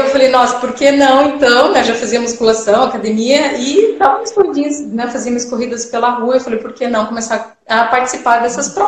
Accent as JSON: {"language": "Portuguese", "town": "Cascavel", "region": "Paraná", "country": "Brazil", "also_born_or_lived": "Italy", "moved": "as an adult", "lives_now": "Joinville, Brazil", "said": "eu sou do Paraná, né, de Cascavel, Paraná, e eu vim aqui para Joinville"}